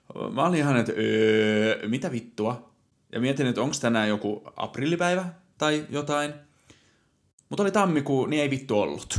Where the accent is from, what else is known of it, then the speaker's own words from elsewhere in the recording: Satakunta, Finland; also born or lived in Helsinki metropolitan area; now in Nokia, Finland; Olen syntynyt Satakunnassa ja sitten muuttanut pääkaupunkiseudulle ja nykyisin asustelen